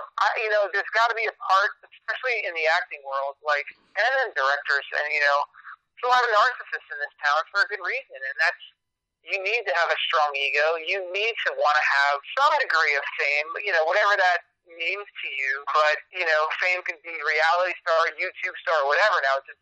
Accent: Long Island, New York, United States; I'm originally from New York, Long Island, and then moved back to the city when I was 17 and studied at Lee Strasberg.

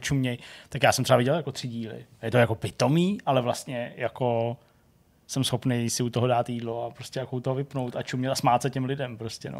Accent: Czechia; u nás v Čechách, nebo v Česku

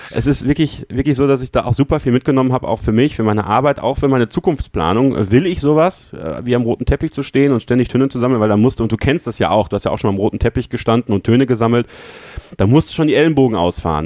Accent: Münsterland, North Rhine-Westphalia, Germany; ich komme ja aus dem Münsterland eigentlich, das ist halt, ist halt ländlich

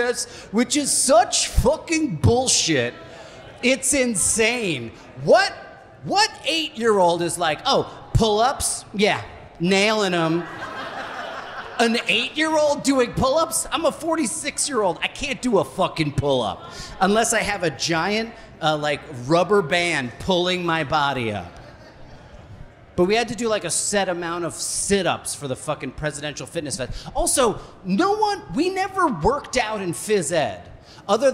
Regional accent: New Jersey, United States; I grew up in Jersey too.

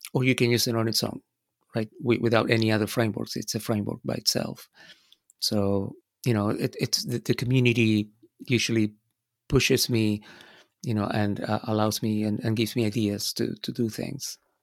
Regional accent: Buenos Aires, Argentina; moved away as an adult; also born or lived in United States; I was born in Argentina. So all of this was, uh, in Buenos Aires, in my, uh, birth town.

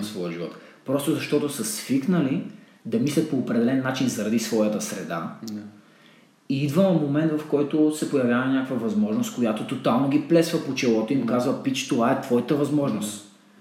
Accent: Botevgrad, Sofia Province, Bulgaria; born or raised there; moved away

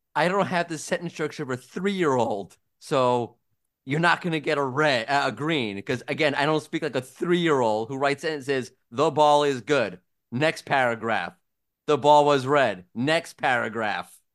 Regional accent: New York, United States; moved away; As a New Yorker

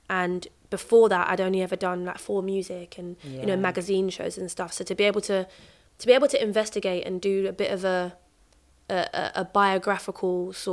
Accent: London, United Kingdom; I grew up in North Peckham Estate, and we moved

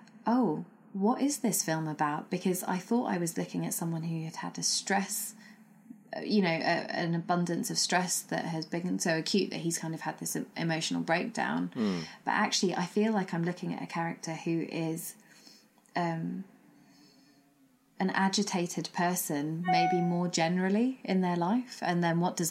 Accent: London, United Kingdom; So my heritage is Sri Lankan, but I grew up in Britain and that's how I define myself. But I grew up in London

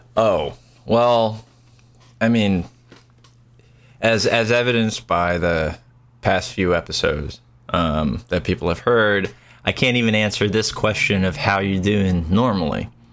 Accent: United States; I don't know if people can hear by my disgusting accent, but I'm an American

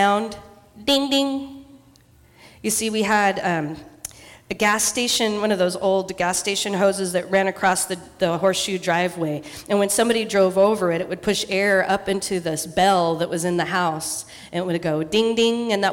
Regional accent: Eastern Washington, United States; moved away; I grew up in Eastern Washington

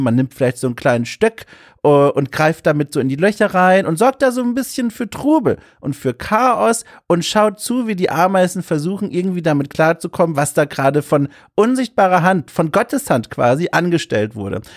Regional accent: Hamburg, Germany; das Getränk meiner Heimat, äh, also Hamburg

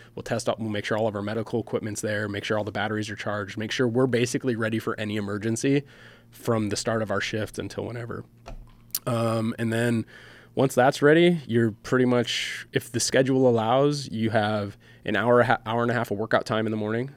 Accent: Michigan, United States; moved away; I grew up in Michigan

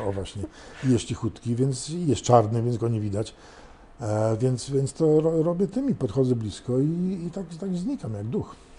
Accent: London, United Kingdom; now in Warsaw, Poland; był z Londynu tak jak ja

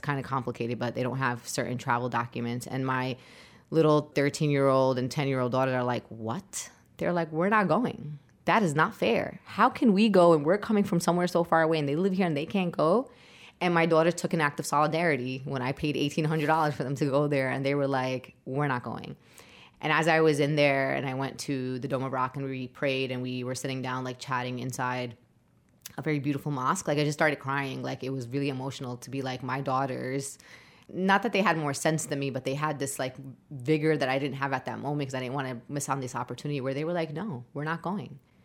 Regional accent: New York City, New York, United States; I was born and raised in Brooklyn

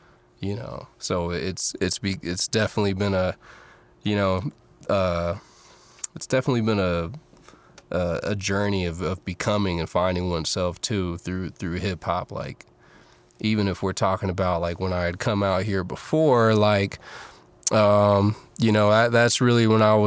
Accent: Fairfield, California, United States; also born or lived in San Francisco, California / Oakland, California; I was born in San Francisco, and I was raised in the suburbs, Fairfield, California

